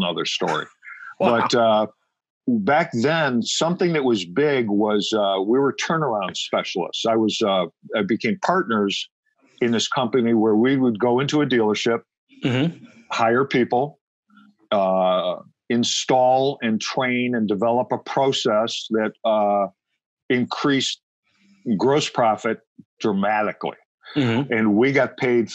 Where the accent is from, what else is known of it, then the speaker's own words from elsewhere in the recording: Ohio, United States; I'm originally from Ohio, so in an urban area in Ohio.